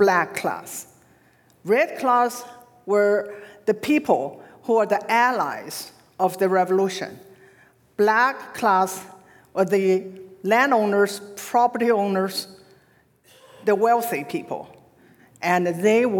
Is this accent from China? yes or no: yes; China; moved away as an adult; now in United States; growing up in China, I was told, as all our generation were told, we were lucky to be born in New China and grew up under the red flag